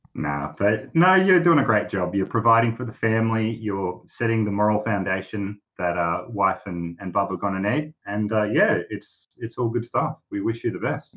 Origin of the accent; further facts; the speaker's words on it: Australia; I'm an Aussie